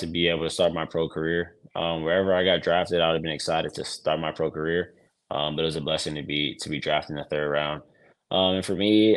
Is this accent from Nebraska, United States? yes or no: no; New York City, New York, United States; growing up in New York City